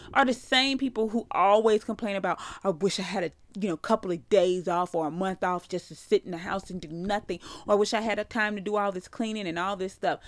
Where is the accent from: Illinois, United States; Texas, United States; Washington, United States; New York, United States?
Texas, United States; Houston; I am from Houston